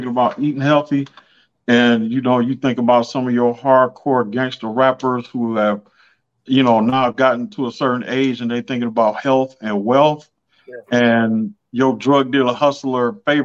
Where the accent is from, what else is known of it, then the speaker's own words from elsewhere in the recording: Detroit, Michigan, United States; I'm from Detroit